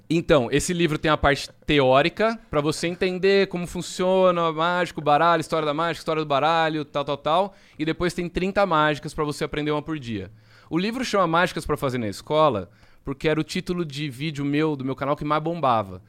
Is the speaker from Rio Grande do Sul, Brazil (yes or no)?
no; Jaú, São Paulo, Brazil; eu sou de Jaú, interior de São Paulo